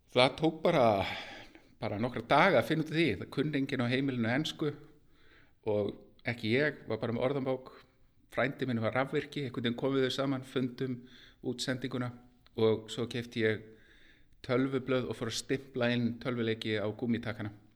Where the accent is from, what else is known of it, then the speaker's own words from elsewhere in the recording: Garðabær, Capital Region, Iceland; ég er tölvunörd úr Garðabænum